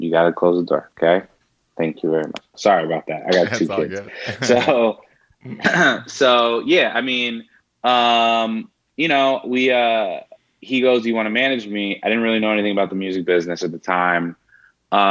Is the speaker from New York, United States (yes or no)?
yes; New York, United States; moved away as an adult; also born or lived in Orlando; I'm originally from New York